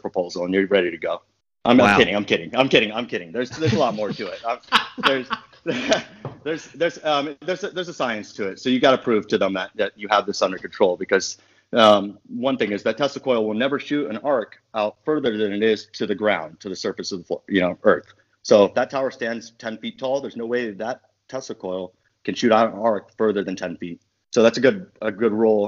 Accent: Los Angeles, California, United States; now in Oakland, United States; I grew up down in Los Angeles.

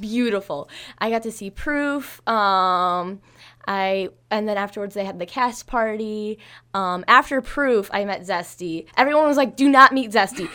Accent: Bourbonnais, Illinois, United States; I'm from Bourbon, Illinois

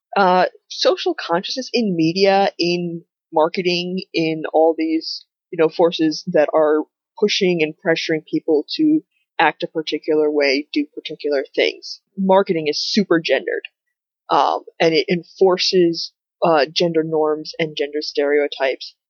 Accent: United States; one of my identities is as an American

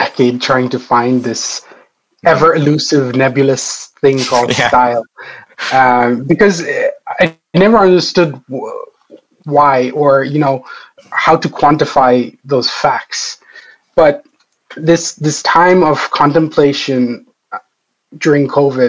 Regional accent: India; now in Ireland; I come from India, which is very vibrant and wild and chaotic

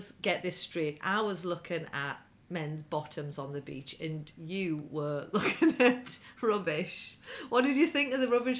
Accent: Whitley Bay, North East England, United Kingdom; But I'm from Whitley Bay. It's greater. No offence to anyone in Whitby, but, you know, I'm from Northumberland

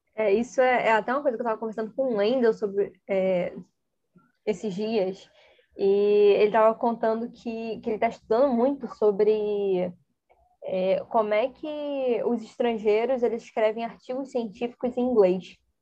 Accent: Brazil; first language Portuguese; eu sei português, que eu sou brasileira

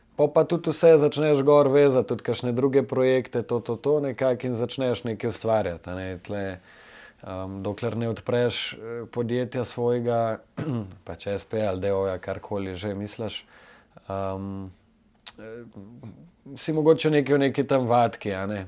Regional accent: Ljubljana, Slovenia; sem tleh iz Ljubljana

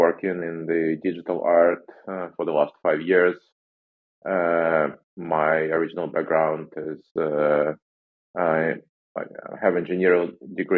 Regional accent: Russia; moved away as an adult; now in United States; I'm originally from Russia

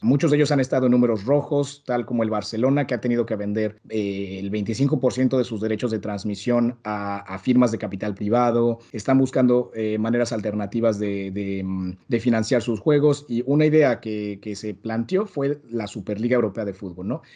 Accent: Mexico; moved away; also born or lived in Madrid, Spain

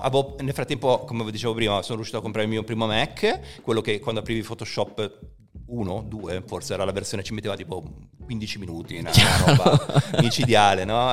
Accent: Genoa, Liguria, Italy; io all'epoca non abitavo neanche proprio in città a Genova, ma i miei si erano trasferiti in collina

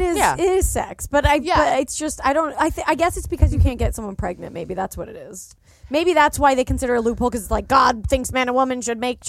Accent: Salt Lake City, Utah, United States; it was interesting growing up in Salt Lake because, yeah, there were a lot of guys who were, but they didn't come out till, you know, much later because it was so conservative there.

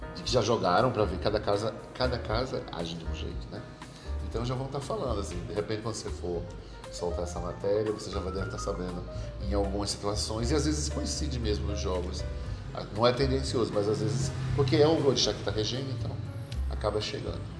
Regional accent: Paraíba, Brazil; now in São Paulo, Brazil; Sou paraibano de nascimento e registro

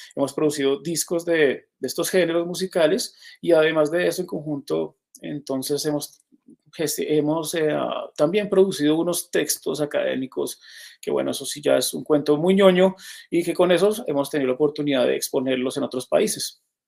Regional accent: Colombia; un país tan heterogéneo como el que tenemos

